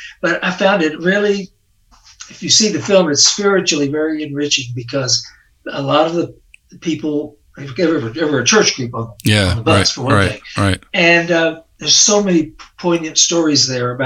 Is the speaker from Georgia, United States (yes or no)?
no; North Texas, United States; I grew up in North Texas